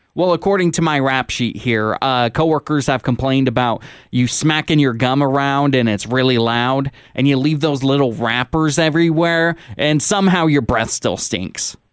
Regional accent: Washington, United States; moved away; back in my home state of Washington

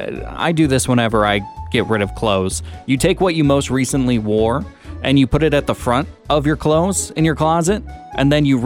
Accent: Washington, United States; now in Sonoma County, United States; my home state of Washington

